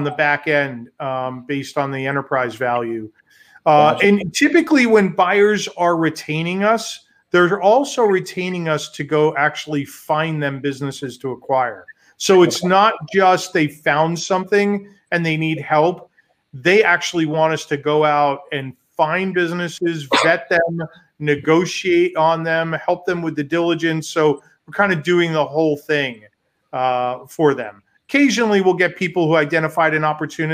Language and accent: English; New York, United States; now in Chicago, United States; I'm from New York